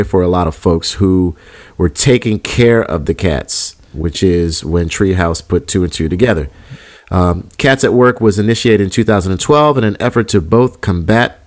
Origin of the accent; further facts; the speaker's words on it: Alexandria, Virginia, United States; moved away; my hometown, where I used to live in Alexandria, Virginia